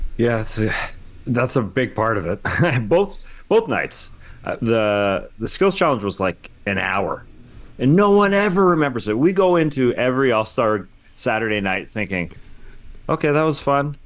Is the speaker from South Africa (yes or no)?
no; Canada; I'm a Canadian.